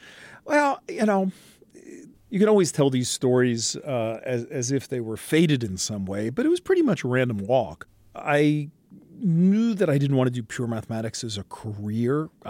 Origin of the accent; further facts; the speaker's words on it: New York City, New York, United States; I'm a kid from Brooklyn, New York, born on Flatbush Avenue, went to high school in Manhattan at Stuyvesant High School